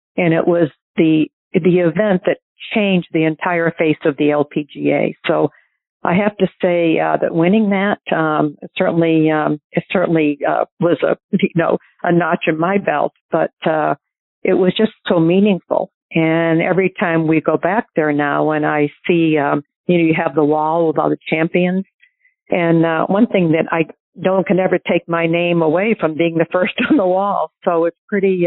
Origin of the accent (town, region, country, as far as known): New Hampshire, United States; born or raised there